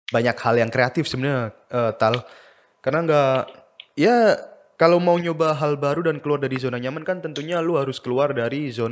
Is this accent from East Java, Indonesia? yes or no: yes; Surabaya, East Java, Indonesia; Iya, gue orang Surabaya makanya keren lah pokoknya lah.